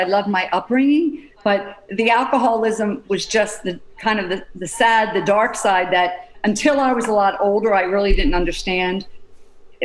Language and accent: English; Pennsylvania, United States; I grew up in Pennsylvania, six children.